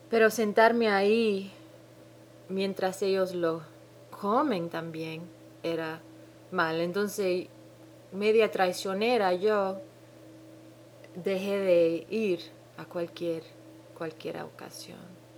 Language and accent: Spanish; Dominican Republic; now in New Zealand; Mi acento rarísimo, Hace 10 años que no oigo ningún dominicano hablar.